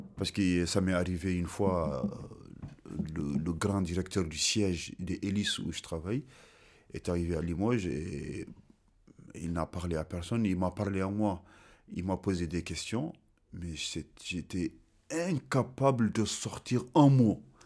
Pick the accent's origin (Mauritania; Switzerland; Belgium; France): Mauritania; Kaédi; French is a second language; also born or lived in Senegal; je suis né le six douze dix-neuf cent soixante-dix en Mauritanie et précisément dans ma localité qui s'appelle Ka-, Ka-, Ka-, Ka-, Ka-Eddy